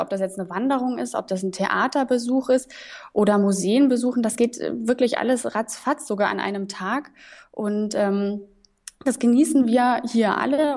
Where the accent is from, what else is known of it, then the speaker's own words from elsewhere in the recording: Munich, Bavaria, Germany; now in Erfurt, Germany; ich bin zum Beispiel in, in München aufgewachsen, ich komme aus Bayern